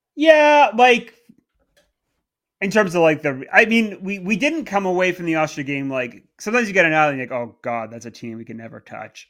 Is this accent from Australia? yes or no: no; Canada; moved away as an adult; now in England, United Kingdom; I grew up in Canada.